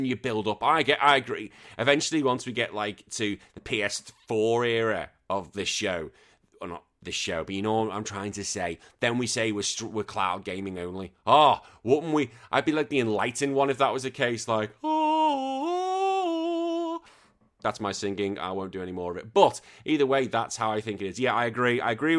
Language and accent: English; United Kingdom; But yeah, there's a lot of hatred between the British. The only time it seems we come together is when England play internationally. Apart from that, we all hate each other. It's absolutely great. I don't know what it is. We're just such a bitter country.